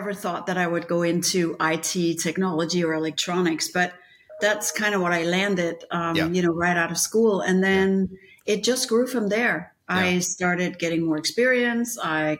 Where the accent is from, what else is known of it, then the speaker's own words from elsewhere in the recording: Copenhagen, Denmark; moved away as an adult; also born or lived in Chicago; now in United States; So I grew up in Denmark. I was born in Copenhagen.